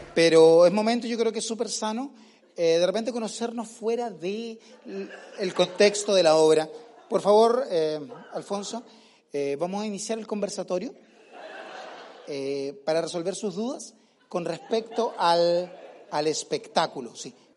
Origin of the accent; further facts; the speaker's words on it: Chile; now in Comodoro Rivadavia, Argentina; soy chilena, soy chilena